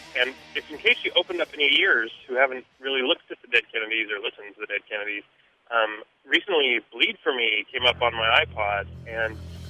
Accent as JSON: {"language": "English", "town": "San Francisco", "region": "California", "country": "United States", "tie": "born or raised there", "lives_now": "Oakland, United States", "said": "from Oakland, California, longtime San Francisco native before Oakland."}